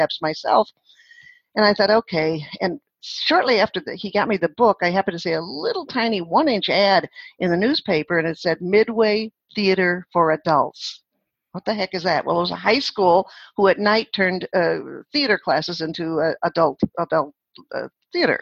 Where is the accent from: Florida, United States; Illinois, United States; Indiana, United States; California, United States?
Illinois, United States; Chicago; moved away as an adult; also born or lived in San Diego / St. Louis; I was born in Chicago, Illinois